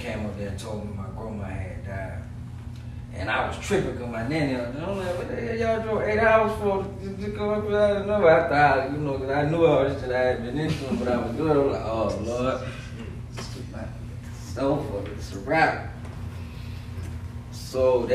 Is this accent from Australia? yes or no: no; Aiken, South Carolina, United States; I grew up literally behind his house